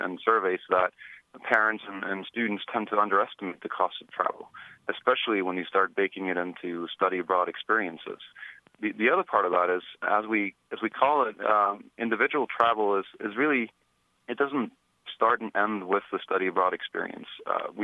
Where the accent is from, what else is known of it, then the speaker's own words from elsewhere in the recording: Norway; now in United States; I grew up in Norway, so it's a pretty unique name here in the U.S.